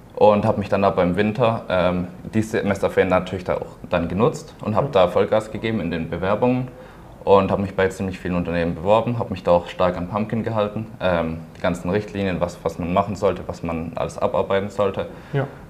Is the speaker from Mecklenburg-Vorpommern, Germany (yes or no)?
no; Pforzheim, Baden-Württemberg, Germany; ich komme auch aus Pforzheim, bin dort geboren, ähm, war dort auf einem Wirtschaftsgymnasium